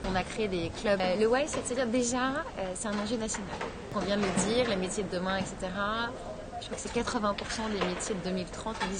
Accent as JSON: {"language": "French", "town": "Lyon", "region": "Auvergne-Rhône-Alpes", "country": "France", "said": "J'ai démarré ma carrière à Lyon, je suis lyonnaise."}